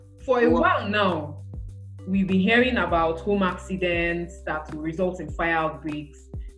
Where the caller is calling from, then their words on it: Niue; Like, as we're having this conversation, I'm calling you from Niue.